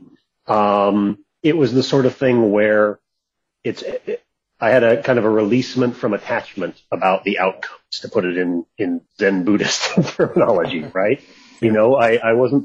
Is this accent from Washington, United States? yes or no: yes; Seattle, Washington, United States; moved away; also born or lived in California; moved back to Seattle